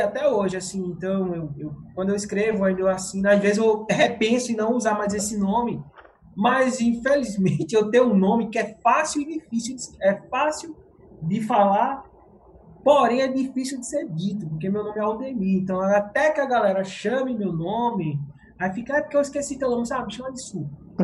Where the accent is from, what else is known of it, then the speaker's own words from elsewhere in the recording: Pernambuco, Brazil; now in São Paulo, Brazil; eu sou pernambucano, Paraíba não